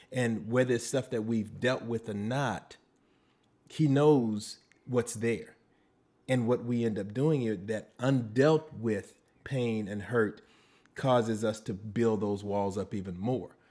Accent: Slidell, Louisiana, United States; also born or lived in New Orleans; I am from, uh, New Orleans by way of Slidell, Slidell by way of New Orleans

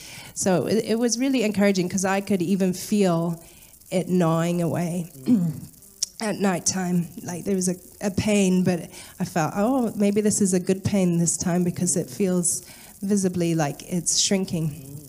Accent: Ghana; in Ghana.

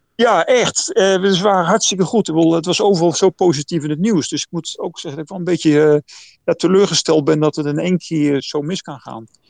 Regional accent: Netherlands; now in Taipei, Taiwan

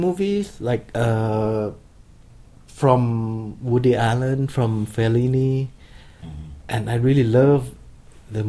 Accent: Khon Kaen, Thailand; Growing up in Khon Kaen, this town in the northeast of Thailand

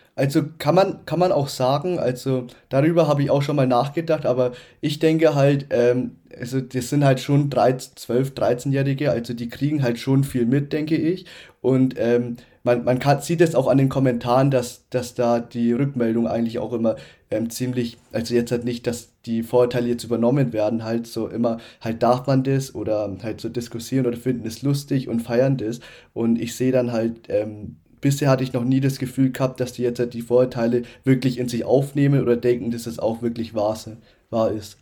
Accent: Upper Franconia, Bavaria, Germany; also born or lived in Nuremberg; in Nürnberg geboren, aber aufgewachsen in Oberfranken.

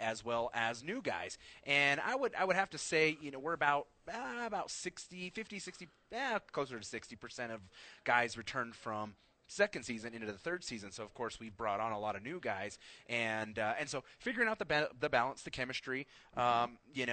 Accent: Albuquerque, New Mexico, United States; I grew up in the North Valley

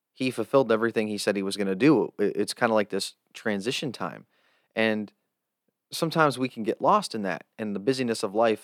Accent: United States; as an American

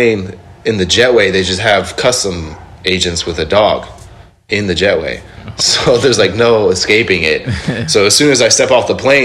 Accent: Indonesia; I'm from Indonesia

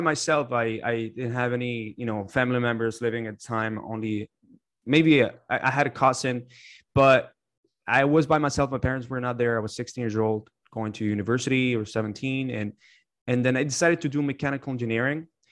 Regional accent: Canada; moved away as an adult; also born or lived in Ottawa; now in United States; majority of my life, I grew up in Canada

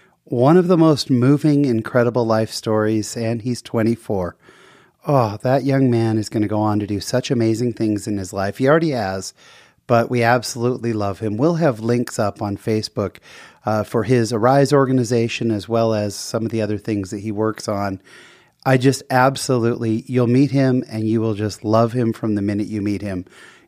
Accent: Utah, United States; And I'm there from Utah where it's 20 degrees and just laughing because I'm in a short sleeve t-shirt and shorts.

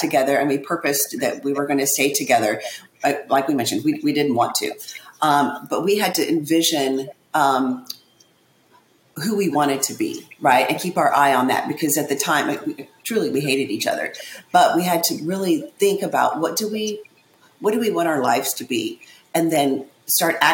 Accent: Indiana, United States; now in Florida, United States; We're originally from Indiana. We live in Florida now

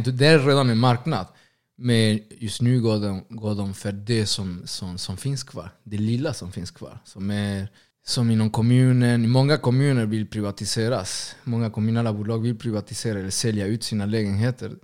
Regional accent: Argentina; now in Sweden; Först och främst är jag latinamerikan. Senare kanske argentinare.

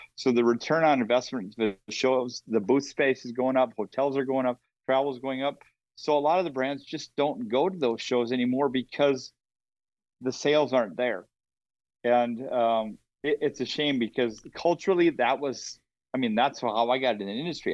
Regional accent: Minnesota, United States; I'm from Minnesota

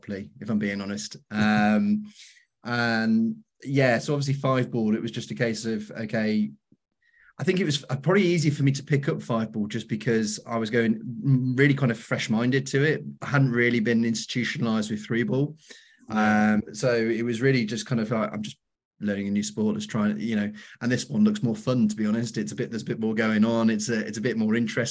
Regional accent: North Wales, United Kingdom; also born or lived in St Asaph, Wales / Leicester, England; now in Birmingham, United Kingdom; growing up in North Wales, I spent a lot of time with my grandmother, my nan

